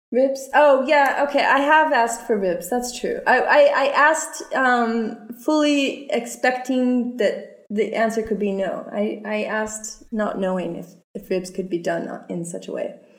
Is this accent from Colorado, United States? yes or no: yes; Colorado, United States; moved away; I'm from Colorado